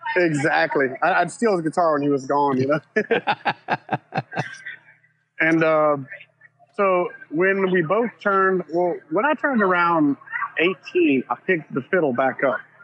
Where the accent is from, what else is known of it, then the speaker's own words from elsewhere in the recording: Cajun, Louisiana, United States; we're Creole, we're not Cajun because Cajun's a different thing. But we are Cajun.